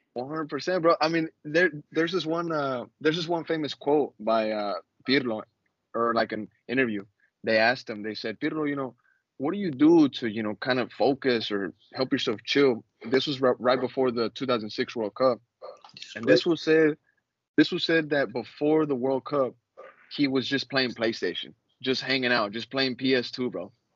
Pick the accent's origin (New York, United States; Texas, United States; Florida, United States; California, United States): Texas, United States; Austin; we're from Austin, Texas, like I said, man, I don't I don't see myself ever leaving this city.